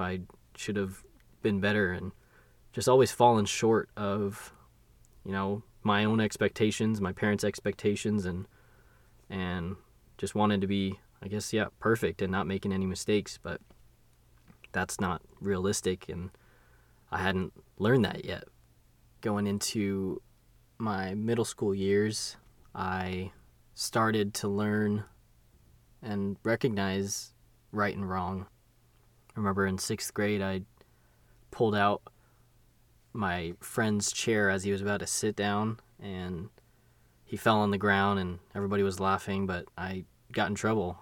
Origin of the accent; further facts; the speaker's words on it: Long Beach, California, United States; ended up in Long Beach, California, where, yeah, I was born